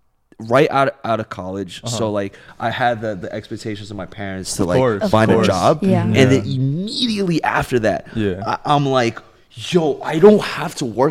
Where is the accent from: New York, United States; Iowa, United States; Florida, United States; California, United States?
New York, United States; New York City; moved away as an adult; also born or lived in China; now in Los Angeles, United States; And then I grew up in New York.